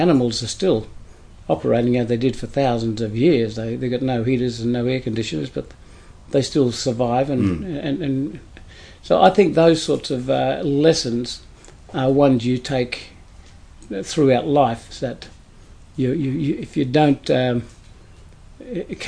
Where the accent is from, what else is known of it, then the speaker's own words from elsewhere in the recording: Pinjarra, Western Australia, Australia; also born or lived in Meekatharra, Western Australia; I was brought up in Pinjarra, we weren't actually brought up in a town, we were brought up in the bush